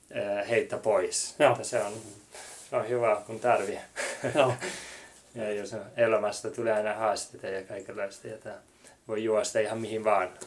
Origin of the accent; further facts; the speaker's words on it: Finland; Ja mä tulin Suomesta ja ja se, se varmasti oli se eka ja sitten mä en puhunut englantia.